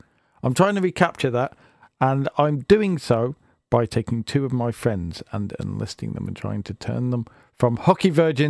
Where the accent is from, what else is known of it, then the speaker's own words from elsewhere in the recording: United Kingdom; now it's time for me to look close to home here in my home country of Britain